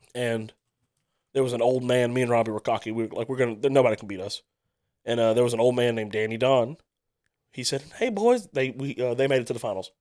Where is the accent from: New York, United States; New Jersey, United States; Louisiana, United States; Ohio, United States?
Louisiana, United States; Starks; growing up in Starks, I wanted to be the good guy